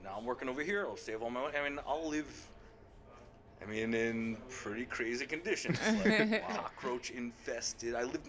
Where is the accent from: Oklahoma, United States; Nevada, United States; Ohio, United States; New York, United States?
New York, United States; Yorktown Heights; moved away as an adult; also born or lived in Mount Kisco, New York / West Coast / the South; And I was raised in Yorktown Heights, New York.